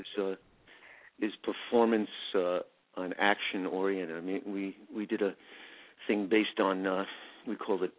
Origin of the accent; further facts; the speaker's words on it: New York City, New York, United States; I'm in Manhattan now, and that's where I was born, in the Village